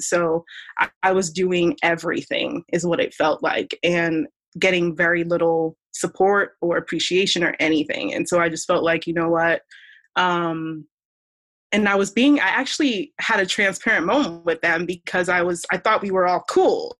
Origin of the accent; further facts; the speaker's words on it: Columbia, Maryland, United States; I was born in the States uh, grew up in Columbia, Maryland